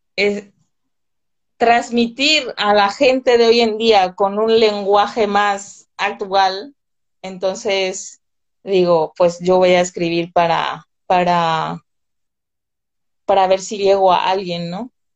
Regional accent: northern Paraguay, Paraguay; moved away as an adult; also born or lived in Vitoria, Spain / Paris, France; now in Madrid, Spain; en mi zona, de donde soy yo, del, del norte

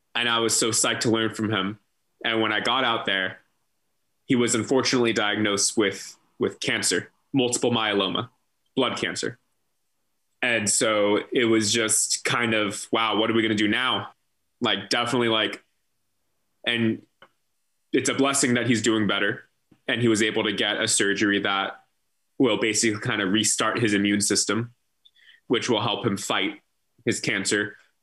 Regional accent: San Francisco Bay Area, California, United States; moved away as an adult; also born or lived in San Diego, United States / Minneapolis, United States; now in Portland, Maine, United States; my move out of my mom's house in the san francisco bay area

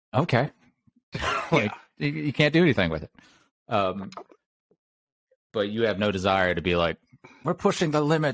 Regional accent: Mobile, Alabama, United States; I grew up in Mobile, Alabama.

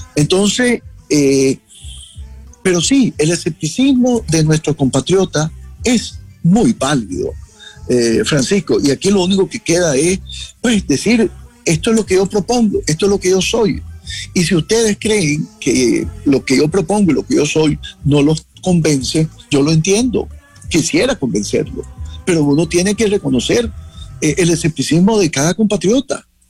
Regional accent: Jinotepe, Carazo, Nicaragua; now in Washington, United States; yo también vengo de Ginotepe

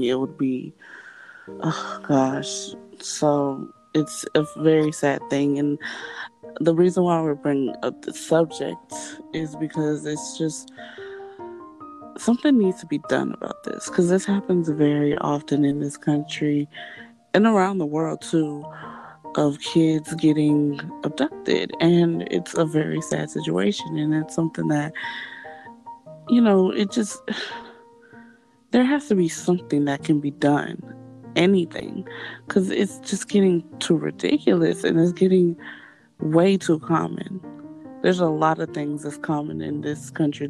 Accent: Florida, United States; I am from Florida

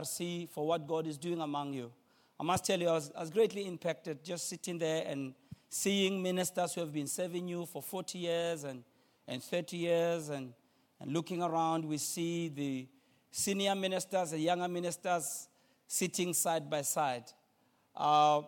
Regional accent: Soweto, Gauteng, South Africa; I'm from Soweto. Soweto

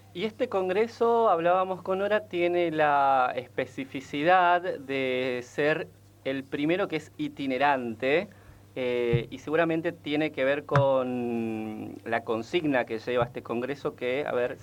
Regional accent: Formosa, Argentina; now in Buenos Aires, Argentina; yo además soy de Formosa

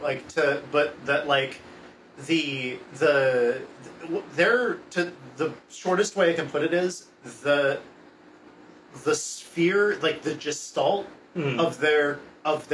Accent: Portland, Oregon, United States; My family's from Michigan, but we're from Portland

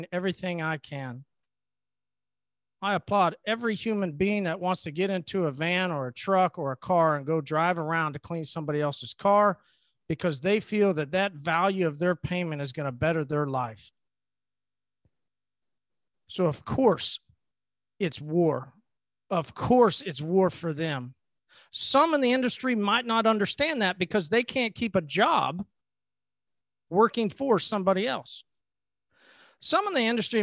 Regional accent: United States; I am a blessed individual that was born and raised in the United States

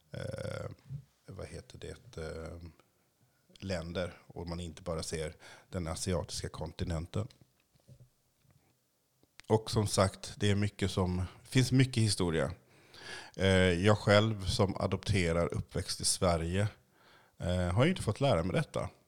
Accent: Haiti; Columbus kom ju först till min hemö, Haiti, Haiti, jag kan inte riktigt uttala det.

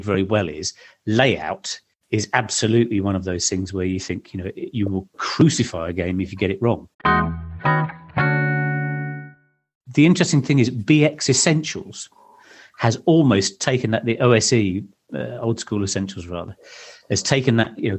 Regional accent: Suffolk, East of England, United Kingdom; I grew up in Suffolk.

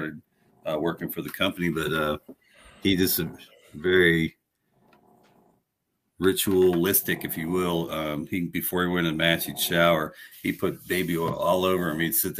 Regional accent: Woodbridge, Virginia, United States; I grew up in Woodbridge, Virginia

